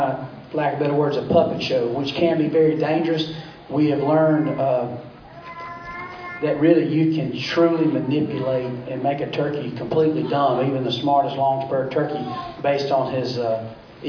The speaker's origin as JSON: {"language": "English", "region": "Georgia", "country": "United States", "tie": "born or raised there", "said": "growing up in Georgia"}